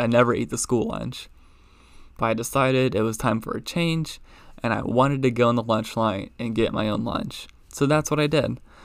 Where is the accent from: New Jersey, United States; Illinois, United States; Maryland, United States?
Maryland, United States; Baltimore; growing up in Baltimore, all my friends being Ravens fans